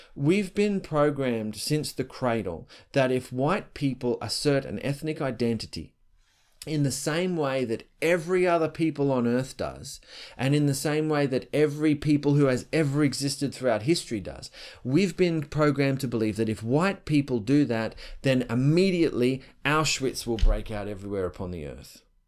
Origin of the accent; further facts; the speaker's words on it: Australia; I'm Australian